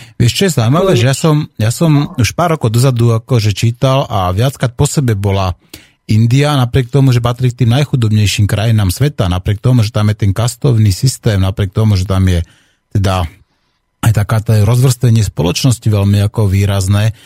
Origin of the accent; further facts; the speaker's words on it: Slovakia; naši ľudia ako Slováci